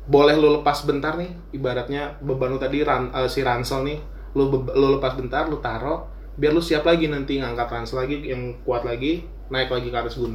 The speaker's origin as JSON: {"language": "Indonesian", "region": "Java", "country": "Indonesia", "said": "dan dan gue sama bos gue kan emang orang Jawa asli kan"}